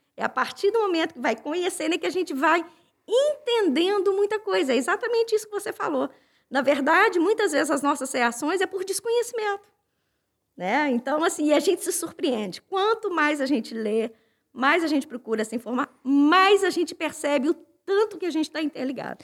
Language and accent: Portuguese; Minas Gerais, Brazil; now in Braga, Portugal; eu sou de Minas Gerais, sou da terra das montanhas, lá no Brasil